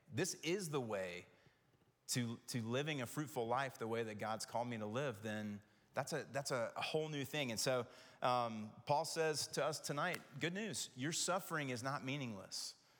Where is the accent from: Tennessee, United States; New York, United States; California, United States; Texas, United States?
Tennessee, United States; Knoxville; growing up in Knoxville